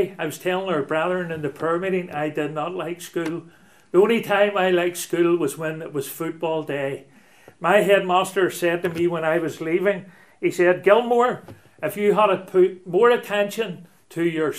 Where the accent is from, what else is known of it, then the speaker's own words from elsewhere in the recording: Belfast, Northern Ireland, United Kingdom; I'm a townie. I was brought up in Belfast and Donegal Pass, which runs between Shaftesbury Square and the Lower Armour Road